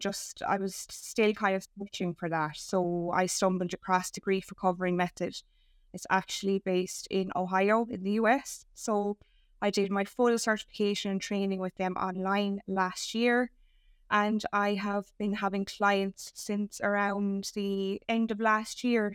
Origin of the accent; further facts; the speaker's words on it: Ireland; as us Irish